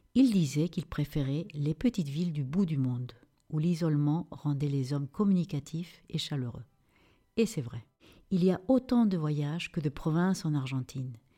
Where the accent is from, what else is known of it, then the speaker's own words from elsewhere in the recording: Lima, Peru; moved away; ma ville natale, Lima